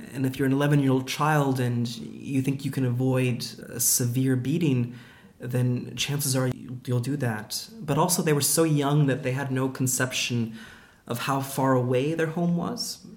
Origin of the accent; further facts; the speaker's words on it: Vancouver, British Columbia, Canada; now in London, United Kingdom; my hometown of Vancouver